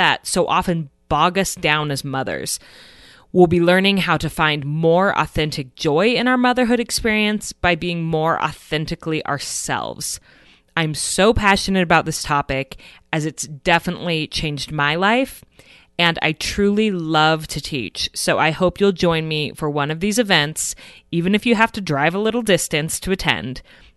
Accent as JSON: {"language": "English", "region": "Idaho", "country": "United States", "said": "my home state of Idaho"}